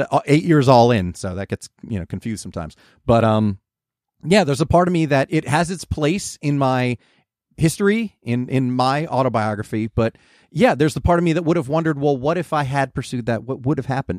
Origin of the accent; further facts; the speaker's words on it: New Jersey, United States; moved away; "From New Jersey."